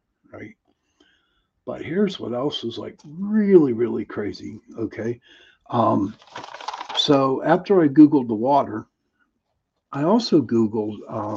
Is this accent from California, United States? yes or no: no; Pittsburgh, Pennsylvania, United States; accent: Pittsburgh; You have to excuse the way I pronounce words because I am from Pittsburgh, and Michael knows and Tommy knows, Doreen knows. that we have a different type of accent here